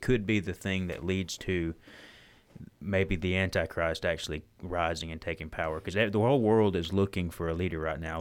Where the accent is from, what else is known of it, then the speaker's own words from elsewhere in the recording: Alabama, United States; I'm just from Alabama